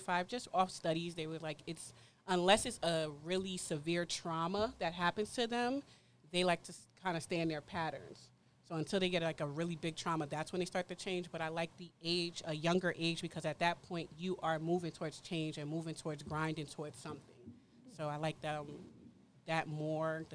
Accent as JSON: {"language": "English", "town": "East Orange", "region": "New Jersey", "country": "United States", "tie": "born or raised there", "said": "I grew up in East Orange, East Orange, Illtown. Born and raised."}